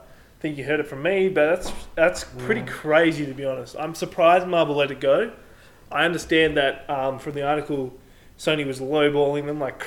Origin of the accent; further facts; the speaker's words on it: Canberra, Australian Capital Territory, Australia; I am Australian